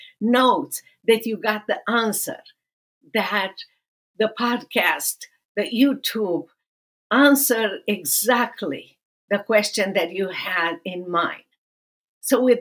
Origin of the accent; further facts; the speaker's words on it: Romania; moved away as an adult; now in Dallas, United States; I'm originally from Romania, and I live now in Dallas, Texas